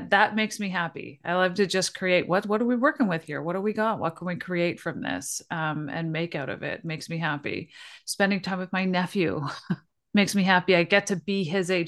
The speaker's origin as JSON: {"language": "English", "town": "Toronto", "region": "Ontario", "country": "Canada", "tie": "born or raised there", "moved": "as an adult", "said": "I'm originally from Toronto, so I've spent, like, my whole life there"}